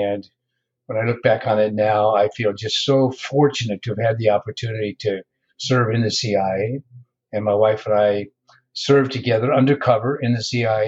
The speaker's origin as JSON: {"language": "English", "region": "Iowa", "country": "United States", "moved": "yes", "said": "I'm from Iowa originally, small town. I went to the University of Iowa, studied mathematics and economics."}